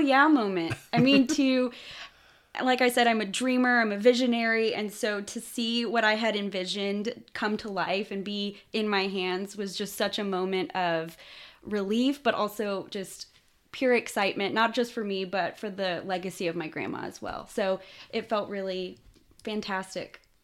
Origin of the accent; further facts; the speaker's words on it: Austin, Texas, United States; I grew up in Austin, Texas